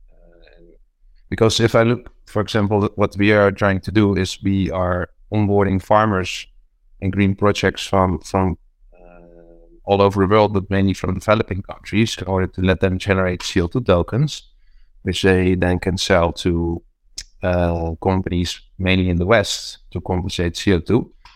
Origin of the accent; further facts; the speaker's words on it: Netherlands; also born or lived in Rotterdam; I'm from Holland. Um, I lived in the city of Rotterdam.